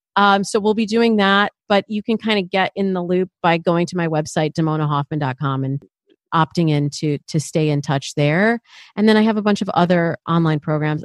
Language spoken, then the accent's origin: English; Michigan, United States; I'm from Michigan